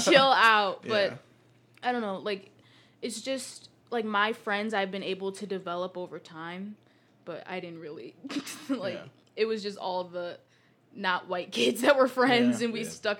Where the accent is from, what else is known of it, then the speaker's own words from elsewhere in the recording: Greece; But, like, because, like, I grew up in Greece, I was able to be... I, like, knew a lot of the different places or the stuff that they would do or the different schools